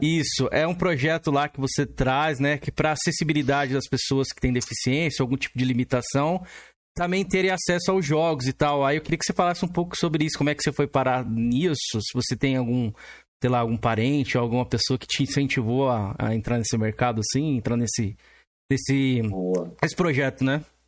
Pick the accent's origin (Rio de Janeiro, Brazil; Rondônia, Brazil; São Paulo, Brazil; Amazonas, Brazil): São Paulo, Brazil; eu sou aqui de São Paulo